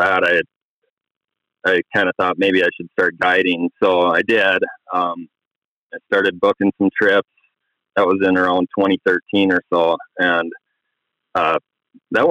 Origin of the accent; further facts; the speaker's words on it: Grand Rapids, Minnesota, United States; now in Chisholm, United States; I'm from Grand Rapids, Minnesota, up in the north central part of the state. I grew up there originally, actually, and I live in Chisholm now